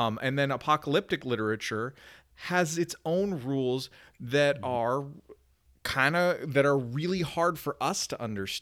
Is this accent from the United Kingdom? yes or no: no; Canada; as a Canadian, both as a Canadian and as a person who came to faith as an adult